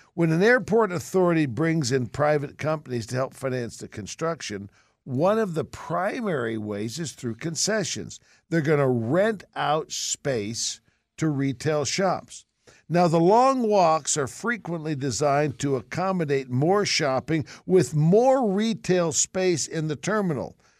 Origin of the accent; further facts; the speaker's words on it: San Francisco, California, United States; Growing up in San Francisco, we weren't poor, poor, but we didn't have a lot of money